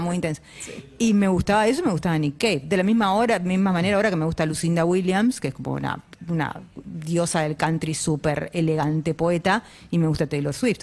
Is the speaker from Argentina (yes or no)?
yes; Lanús, Buenos Aires Province, Argentina; Yo nací en Lanús